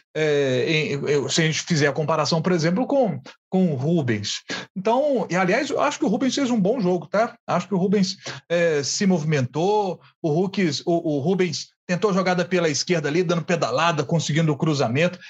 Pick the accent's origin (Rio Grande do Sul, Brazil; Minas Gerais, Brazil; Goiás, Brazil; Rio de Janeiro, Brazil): Minas Gerais, Brazil; Matozinhos; do pessoal lá da minha terra, de Matozinhos